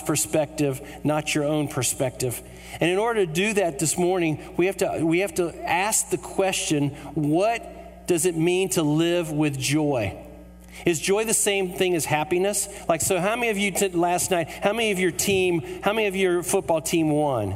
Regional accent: United States

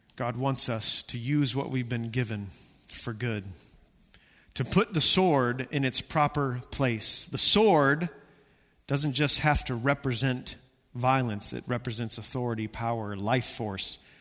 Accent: Texas, United States; I'm from Texas.

